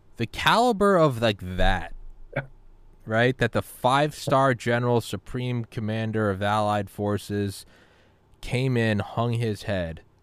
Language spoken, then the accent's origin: English; New England, United States; moved away; also born or lived in Georgia